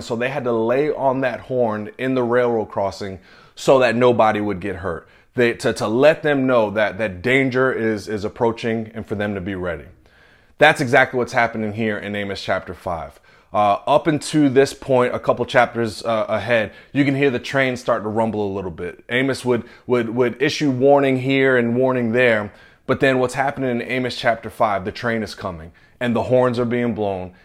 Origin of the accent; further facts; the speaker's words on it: the South, United States; also born or lived in New York / North Carolina; now in Nashville, United States; I grew up in the South